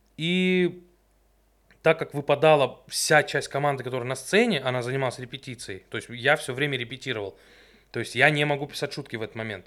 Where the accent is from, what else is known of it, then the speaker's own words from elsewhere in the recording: Stavropol, Stavropol Krai, Russia; Мы первые из Ставрополя